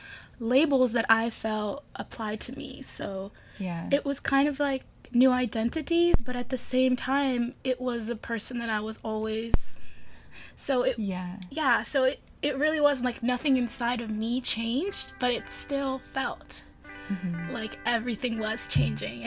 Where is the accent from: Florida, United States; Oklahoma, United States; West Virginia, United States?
Florida, United States; Miami; moved away as an adult; now in San Francisco, United States; I grew up in Miami, Florida